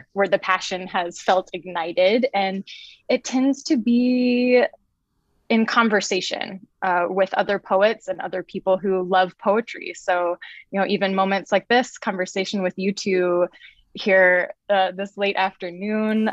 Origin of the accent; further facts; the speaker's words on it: Birmingham, Alabama, United States; now in Seattle, United States; I grew up in Birmingham, Alabama. I live currently in Seattle, Washington.